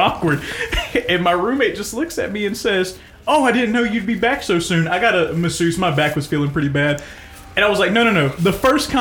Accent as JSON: {"language": "English", "country": "United States", "tie": "born or raised there", "said": "I have a love for America because it's the patriotic love of this is where I was born and raised"}